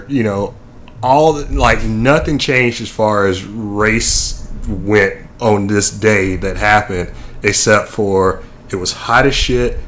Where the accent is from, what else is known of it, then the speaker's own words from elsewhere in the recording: Nashville, Tennessee, United States; moved away; I grew up in Nashville